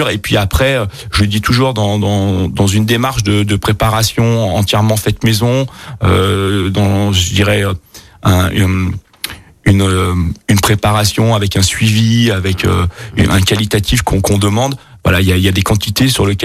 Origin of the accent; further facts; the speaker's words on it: Bourgogne-Franche-Comté, France; born there; now in Grenoble, France; Donc moi effectivement je suis né en Bourgogne euh, d'une famille euh, voilà qui avait je dirais des, attaches avec avec la bonne bouffe, le vin